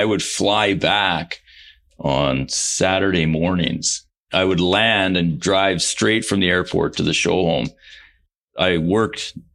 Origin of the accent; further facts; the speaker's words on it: Canada; We're from Canada